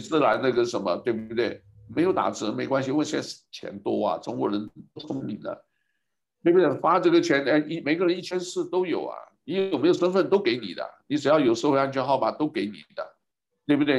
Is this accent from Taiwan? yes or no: yes; Taiwan; also born or lived in mainland United States; now in Hawaii, United States; 从台湾出来的时候没有想那么多的